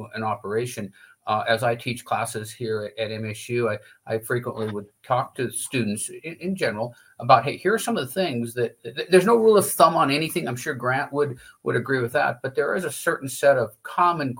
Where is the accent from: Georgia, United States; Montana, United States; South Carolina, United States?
Montana, United States; Laurel; also born or lived in Manhattan, Kansas; I am from Laurel, where my brother still farms